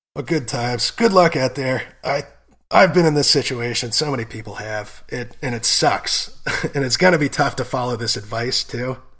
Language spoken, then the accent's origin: English; United States; both being American